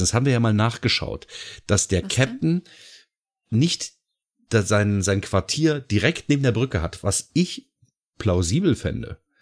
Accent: Lower Saxony, Germany; bei uns in Niedersachsen, also beziehungsweise in der Gegend, in der ich wohne, hieß es ganz häufig, ja, ich arbeite bei VW

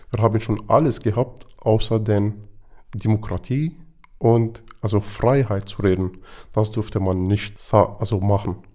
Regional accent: Damascus, Damascus Governorate, Syria; German is a second language; moved away; Also ich komme ursprünglich aus Damaskus, von Mittelstadt, aber ich bin schon im Umfeld von Damaskus gewohnt oder den Umgebung von Damaskus gewohnt

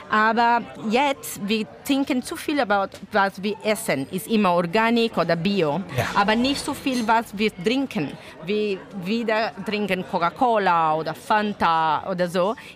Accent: Brazil; German is a second language; moved away; also born or lived in Italy; So, ich komme aus Brasilien, aber meine Mutter und Vater sind Italienerin.

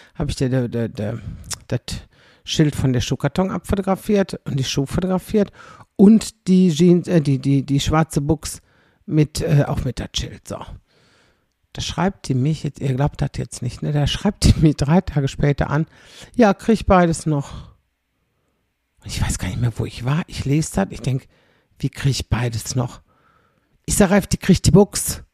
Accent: Xanten, North Rhine-Westphalia, Germany; meine Heimatstadt

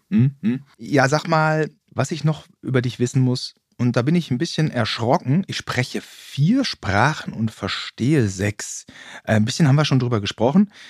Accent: Germany; ich bin Deutscher.

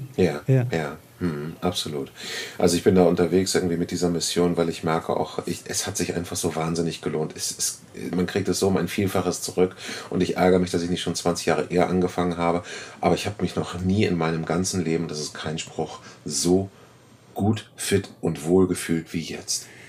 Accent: Germany; Wir sind als Deutsche

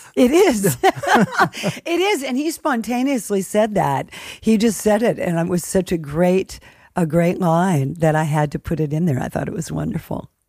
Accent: United States; as an American

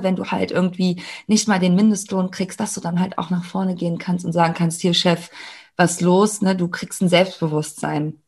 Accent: Germany; ich bin ja in Deutschland geboren, ich habe hier ganz normal, äh, bin ich hier zur Schule gegangen

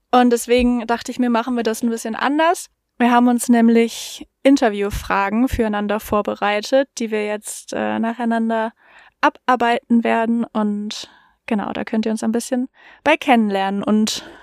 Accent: Krefeld, North Rhine-Westphalia, Germany; also ich komme ja aus Krefeld

